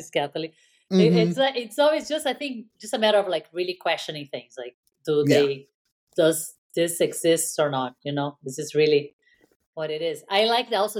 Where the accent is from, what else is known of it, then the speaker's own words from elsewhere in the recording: Brazil; moved away; my Brazilian friends or, you know, or like my friends from my roots, you know, my home country